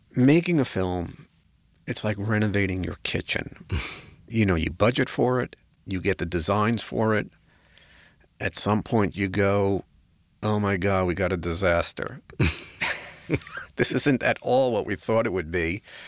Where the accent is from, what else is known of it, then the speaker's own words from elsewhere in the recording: New York, United States; I'm a New Yorker. I have no patience